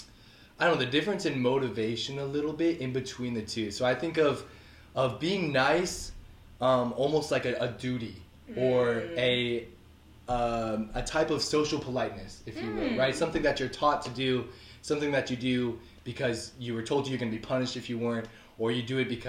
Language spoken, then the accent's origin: English; Washington, United States; moved away as an adult; I'm from Washington State, so I came to Union without knowing anyone